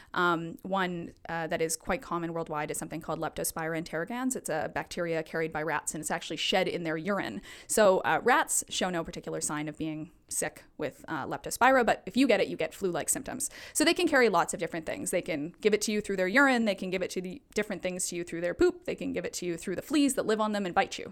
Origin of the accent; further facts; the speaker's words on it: Alberta, Canada; now in Vancouver, Canada; I'm originally from Alberta